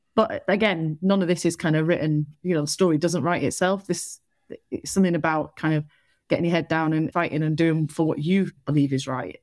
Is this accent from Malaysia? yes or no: no; Salford, North West England, United Kingdom; moved away as an adult; also born or lived in Liverpool / Chester; now in Bristol, United Kingdom; I'm from Salford